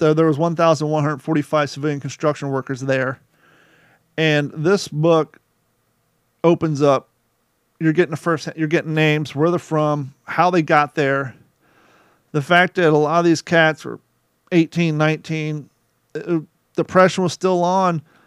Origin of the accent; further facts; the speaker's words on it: Rickenbacker Air Force Base, Ohio, United States; Growing up in Ohio in Rickenbacker Air Force Base